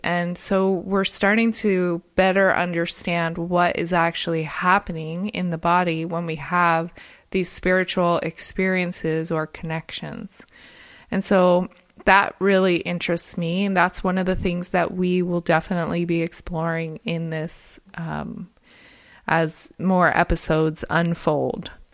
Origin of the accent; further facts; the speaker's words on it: New Jersey, United States; moved away as an adult; also born or lived in Monterey Bay, California; I'm originally from New Jersey